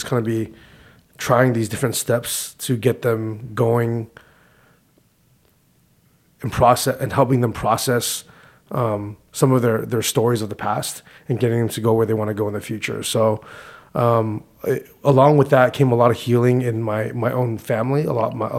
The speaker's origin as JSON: {"language": "English", "town": "Whittier", "region": "California", "country": "United States", "tie": "born or raised there", "said": "I was born in Whittier, California"}